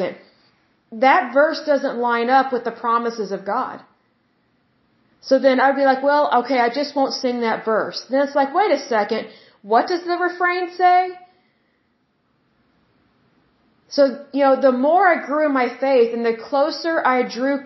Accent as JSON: {"language": "English", "region": "Oklahoma", "country": "United States", "said": "excuse my accent. Sometimes it comes out when I'm speaking, because I'm from Oklahoma."}